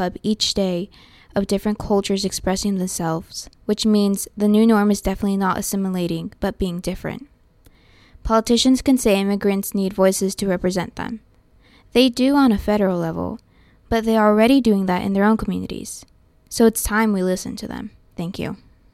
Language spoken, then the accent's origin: English; Los Angeles, California, United States; growing up in Reseda.